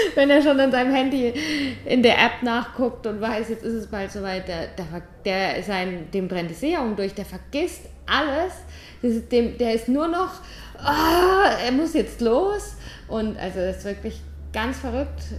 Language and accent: German; St. Leon-Rot, Baden-Württemberg, Germany; moved away as an adult; Ich komme aus St. Leon Roth.